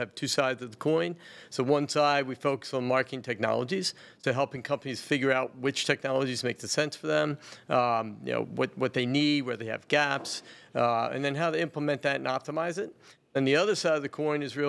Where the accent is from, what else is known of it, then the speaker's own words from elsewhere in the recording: Bel Air, Maryland, United States; also born or lived in Baltimore, Maryland; grew up in Bel Air, and that's where I'm from